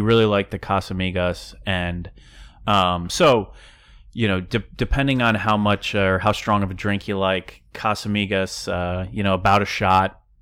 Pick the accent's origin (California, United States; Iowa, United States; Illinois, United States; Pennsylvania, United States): Pennsylvania, United States; Downingtown; moved away; I bartended back in Downingtown, in my hometown, for, like, three years